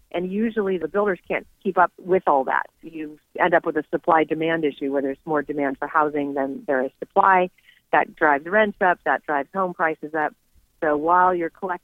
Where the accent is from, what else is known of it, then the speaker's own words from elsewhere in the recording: California, United States; Having been born and raised in California